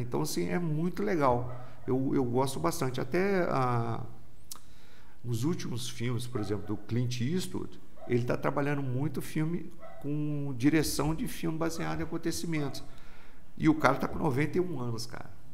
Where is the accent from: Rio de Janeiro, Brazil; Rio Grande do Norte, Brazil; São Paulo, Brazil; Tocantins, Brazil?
Rio de Janeiro, Brazil; Volta Redonda; eu sou de Volta Redonda mesmo